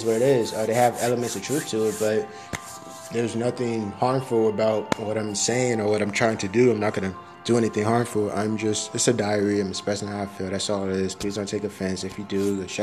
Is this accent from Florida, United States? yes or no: yes; Miami, Florida, United States; I'm from Miami